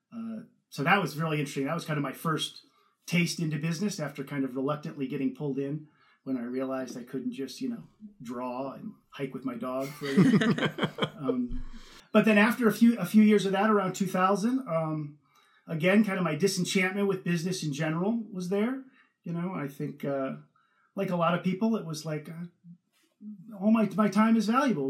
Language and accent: English; Northern California, United States; born or raised there; moved away as an adult; also born or lived in Ohio; now in United Kingdom